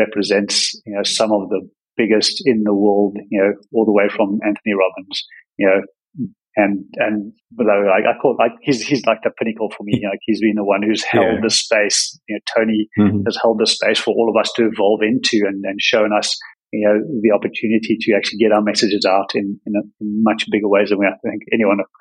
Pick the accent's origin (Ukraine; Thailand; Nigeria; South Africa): South Africa; moved away; also born or lived in Australia / Bali; growing up in a place, in South Africa, where everything was very constrained